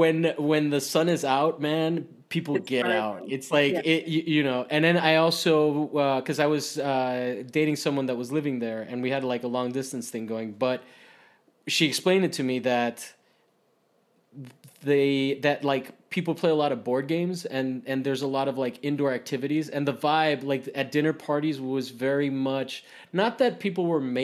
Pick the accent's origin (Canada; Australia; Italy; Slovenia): Italy; Rome, Lazio; because I grew up in Italy, in Rome, and Romans are very outgoing, right?